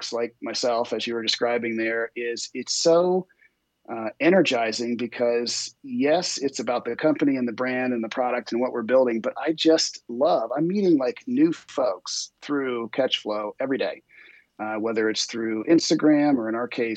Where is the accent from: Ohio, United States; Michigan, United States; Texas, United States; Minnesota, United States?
Ohio, United States; growing up in Ohio.